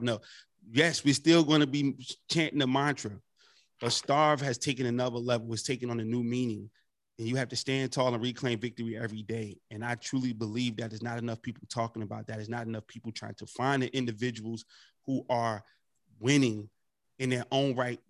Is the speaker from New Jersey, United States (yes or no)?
yes; North New Jersey, United States; my hometown, North New Jersey